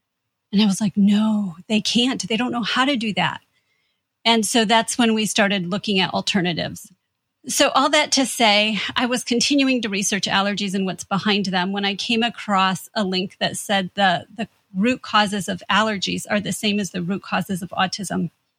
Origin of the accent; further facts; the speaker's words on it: Midwest, United States; And I'll say we're from Indiana and Michigan. So that was a long way from home.